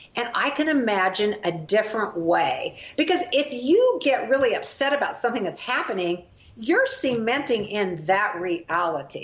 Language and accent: English; Kansas, United States; Kansas, my home state.